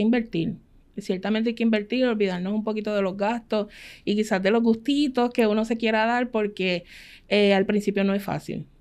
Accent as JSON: {"language": "Spanish", "town": "Ponce", "country": "Puerto Rico", "said": "Nosotros somos de Ponce, mi esposo trabajaba acá en el área metropolitana"}